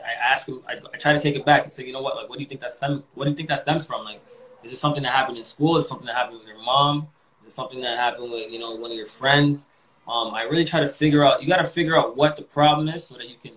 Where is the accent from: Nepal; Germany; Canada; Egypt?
Canada; Toronto, Ontario; also born or lived in Malvern, Toronto; when I was growing up in East York, I was really confined.